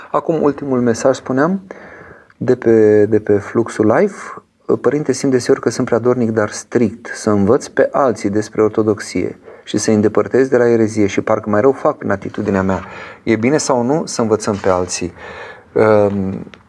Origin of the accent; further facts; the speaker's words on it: Romania; eu sunt român și prin aceasta sunt european